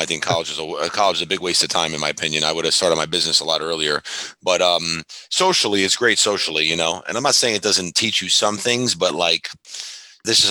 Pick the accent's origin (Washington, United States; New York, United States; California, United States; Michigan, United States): New York, United States; New Hyde Park; I was born in New York, you know, grew up in New High Park